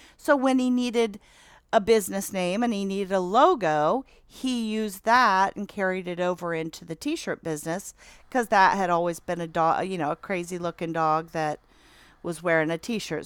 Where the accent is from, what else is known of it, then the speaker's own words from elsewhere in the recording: Athens, Ohio, United States; now in Albany, United States; I'm born and raised in Athens, um, and now live out in Albany